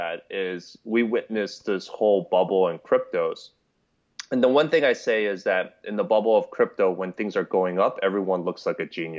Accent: New York City, New York, United States; I would say definitely a New Yorker at heart. I was raised in Queens, New York. Grew up in the hood out there.

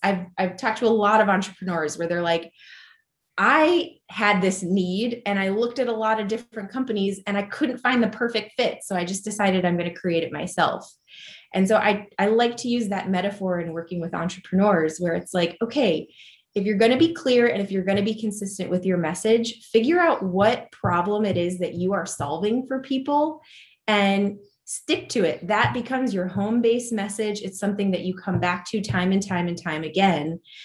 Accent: Dayton, Ohio, United States; moved away as an adult; also born or lived in New York City / Columbus, Ohio; I am an Ohio native at heart. I grew up in Dayton

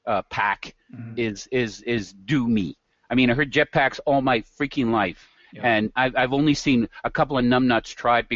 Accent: Red Deer, Alberta, Canada; I'm from Red Deer

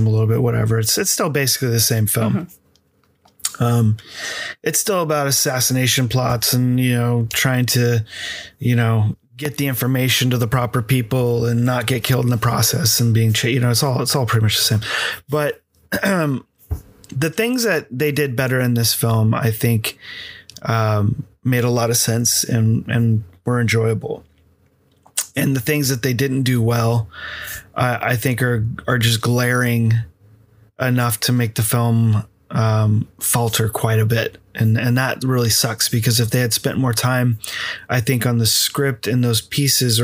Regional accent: United States; me being American

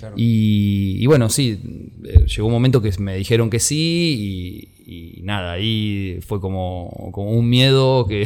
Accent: Buenos Aires Province, Argentina; mi infancia, bueno, pasó en Aedo, que es, en el Gran Buenos Aires

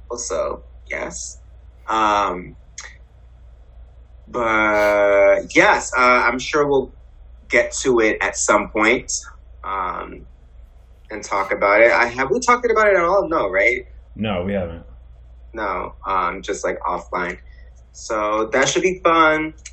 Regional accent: Harlem, New York, United States; Growing up in Harlem, and like I did not.

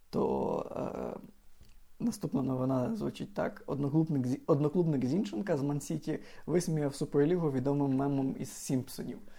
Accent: Lviv, Lviv Oblast, Ukraine; Я я зі Львова

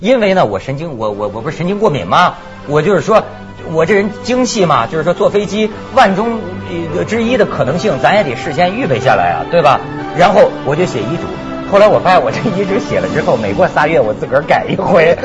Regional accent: Shijiazhuang, Hebei, China; now in Hong Kong, China; 我的老家，在石家庄

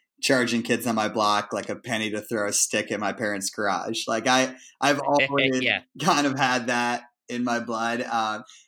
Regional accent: Shaker Heights, Ohio, United States; also born or lived in Vermont / New York; my hometown of Cleveland

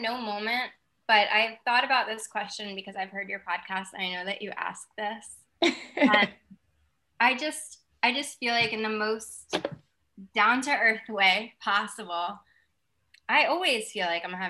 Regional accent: New York, United States; now in California, United States; I'm a New Yorker.

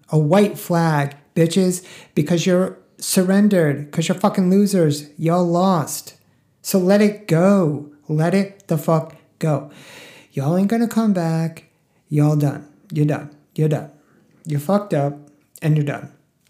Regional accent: Northeast, United States; Like, I grew up in a WASPy family. Like, I'm from the Northeast, like I've said many, many times.

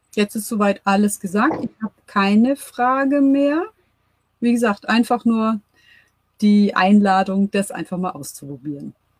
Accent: Germany; bei uns in Deutschland

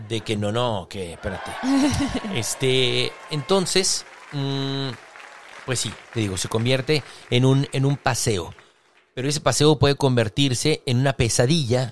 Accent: Mexicali, Baja California, Mexico; moved away as an adult; aunque soy nacido y criado en Mexicali, pero me fui 17 años.

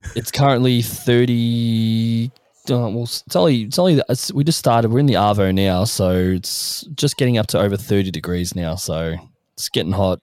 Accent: Australia; as an Australian

